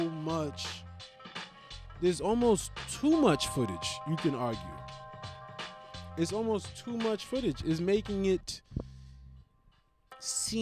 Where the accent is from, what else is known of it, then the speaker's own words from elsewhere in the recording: United States; I am from America